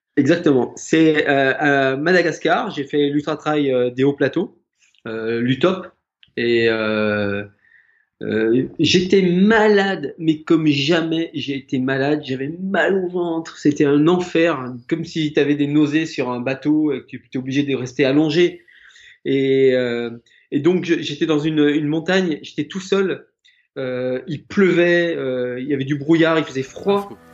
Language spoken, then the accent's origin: French; Haute-Savoie, Auvergne-Rhône-Alpes, France; je suis originaire de Haute-Savoie